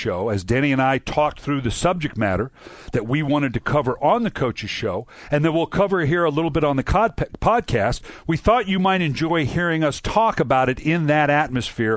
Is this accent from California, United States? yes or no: yes; Southern California, United States; I'm from Southern California